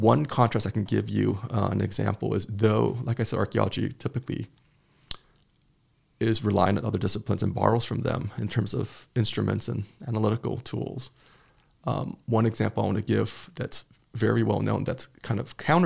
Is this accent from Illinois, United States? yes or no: yes; outside Chicago, Illinois, United States; I grew up outside Chicago